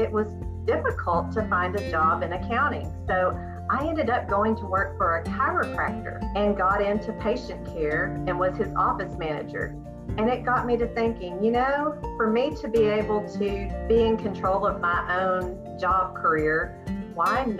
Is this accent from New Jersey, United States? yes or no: no; Searcy, Arkansas, United States; moved away as an adult; also born or lived in Illinois; I am born and raised in Searcy, Arkansas.